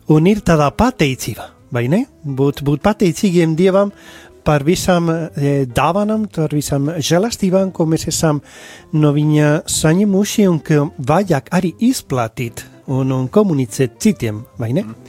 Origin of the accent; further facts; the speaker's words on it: Spain; Latvian is a second language; moved away as an adult; now in Latvia; es esmu šeit, šeit Latvijā, ņemot vērā, ka es esmu no Spānijas